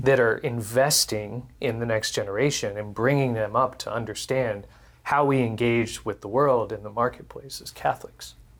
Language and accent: English; Houston, Texas, United States; I was born and raised in Texas, in Houston